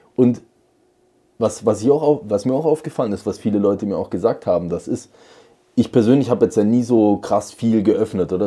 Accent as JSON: {"language": "German", "town": "Radolfzell", "region": "Baden-Württemberg", "country": "Germany", "tie": "born or raised there", "said": "Wir hatten einen Spielwarenladen in, in Radolfzell, wo ich geboren bin."}